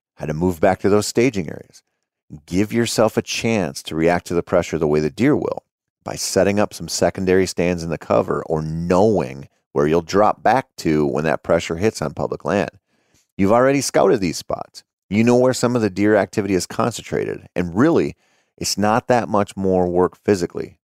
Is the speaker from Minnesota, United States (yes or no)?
yes; Minnesota, United States; growing up in Minnesota.